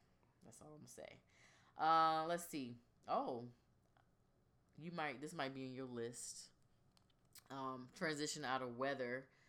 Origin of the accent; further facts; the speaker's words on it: Virginia Beach, Virginia, United States; we're from Virginia Beach